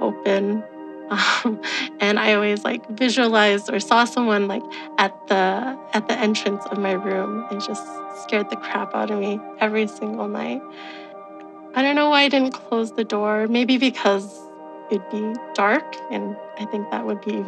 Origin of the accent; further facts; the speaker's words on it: Alberta, Canada; I'm from Alberta, Canada